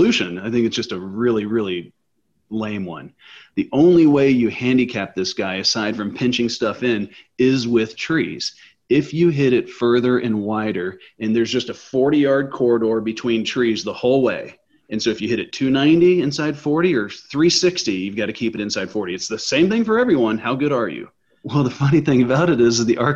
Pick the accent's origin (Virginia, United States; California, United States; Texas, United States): Texas, United States; Plano; I grew up here in Plano